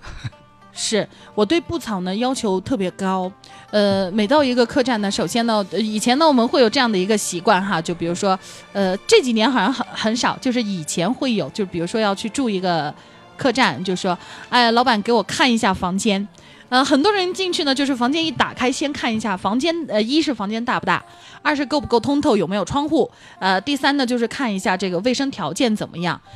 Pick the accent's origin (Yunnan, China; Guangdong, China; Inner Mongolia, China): Yunnan, China; Dali; 我们大力本地人非常地淳朴啊